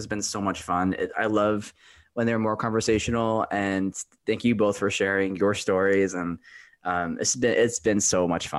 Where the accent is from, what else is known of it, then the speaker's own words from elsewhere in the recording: Michigan, United States; now in Los Angeles, United States; I'm from Michigan